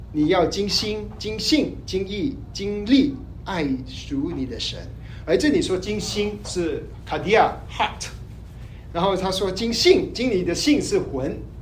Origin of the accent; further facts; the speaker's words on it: Malaysia; 我是马来西亚的